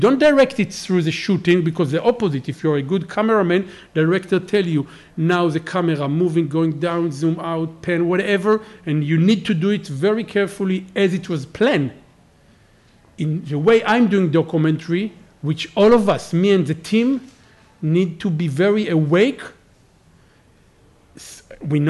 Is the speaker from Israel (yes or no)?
yes; Israel; I'm from Israel